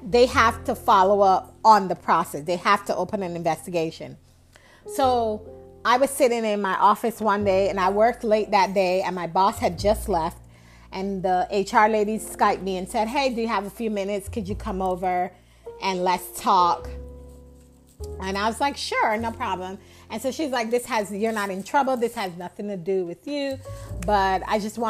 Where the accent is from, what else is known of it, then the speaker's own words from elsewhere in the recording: New York, United States; moved away as an adult; also born or lived in the South; where I grew up north in New York, where ambition is a value, it's an asset